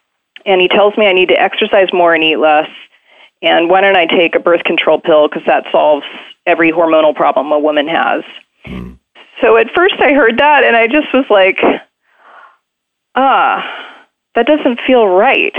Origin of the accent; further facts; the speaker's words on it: Maryland, United States; I was raised in Maryland, suburban Maryland